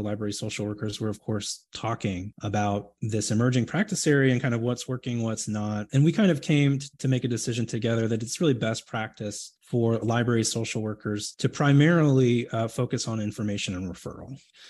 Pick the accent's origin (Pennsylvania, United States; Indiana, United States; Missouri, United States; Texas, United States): Texas, United States; Houston; I grew up in Houston, Texas